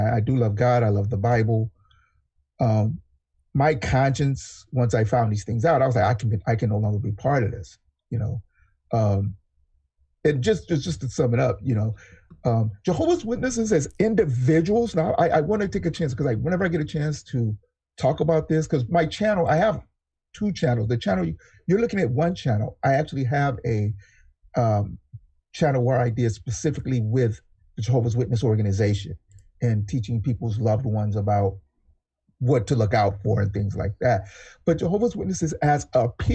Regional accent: California, United States; also born or lived in Texas; I'm a Californian, born in Texas, been in California since I was seven, so I'm just a Californian

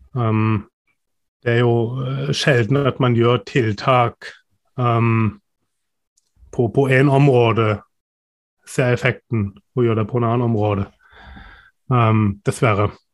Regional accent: Germany; now in Norway; jeg er tysk

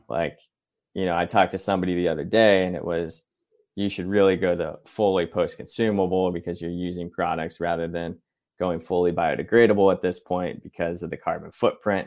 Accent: Ohio, United States; I grew up in Ohio

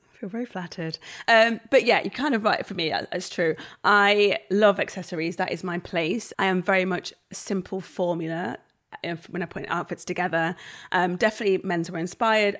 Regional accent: Nottingham, East Midlands, United Kingdom; moved away as an adult; back to Nottingham, my hometown

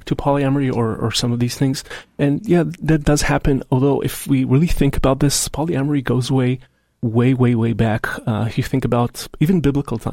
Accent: Israel; now in Seattle, United States; my home country of Israel

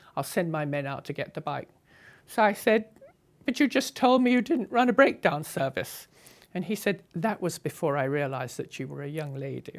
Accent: England, United Kingdom; moved away; As an English girl on a motorcycle

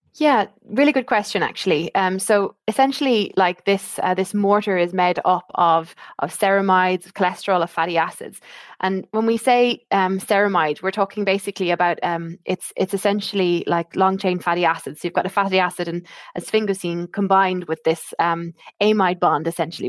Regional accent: Ireland; accent: Irish; moved away as an adult; now in United Kingdom; you can probably tell from my accent, I am Irish

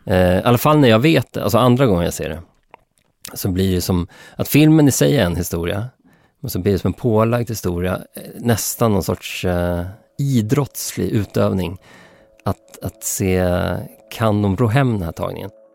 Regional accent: Sweden; mig som svensk

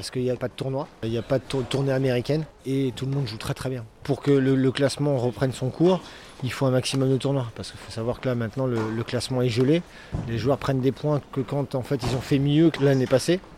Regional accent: Brittany, France; Moi, j'adore jouer ici, j'adore revenir chez moi en Bretagne, donc je suis très content.

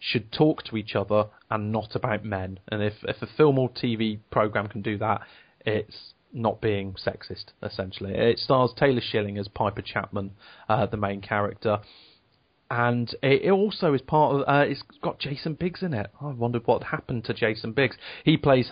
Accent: Devon, South West England, United Kingdom; now in Leicester, United Kingdom; I grew up in Devon. My school was a farm, essentially.

